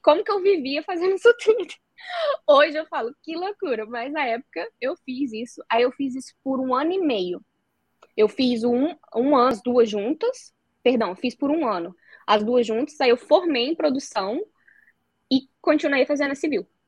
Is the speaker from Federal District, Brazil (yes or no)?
no; southern Espírito Santo, Brazil; moved away as an adult; now in Dublin, Ireland; sou capixaba, vim de uma cidade bem pequena lá do Espírito Santo, do sul do Espírito Santo